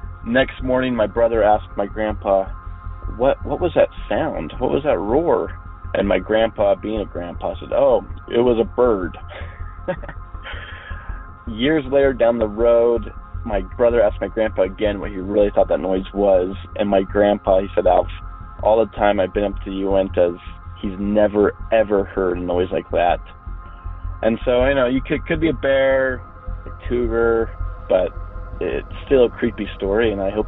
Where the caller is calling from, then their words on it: Salt Lake City, Utah, United States; I'm a caller from Salt Lake City, Utah